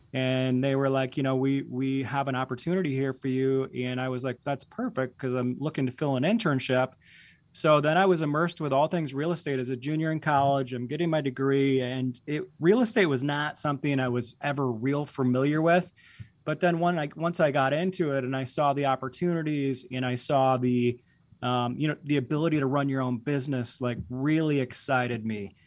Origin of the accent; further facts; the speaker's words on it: Boyne City, Michigan, United States; moved away as an adult; now in Grand Rapids, United States; I grew up in a very small town in northern Michigan, uh, Boyne City